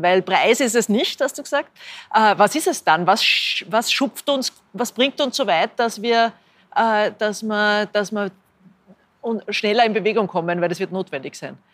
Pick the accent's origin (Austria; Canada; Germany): Austria; Linz, Upper Austria; ich bin selber aus Linz